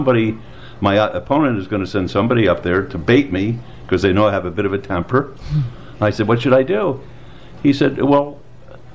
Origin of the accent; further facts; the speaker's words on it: Philadelphia, Pennsylvania, United States; moved away as an adult; now in Las Vegas, United States; I was born in Philadelphia, Pennsylvania, and was educated back there.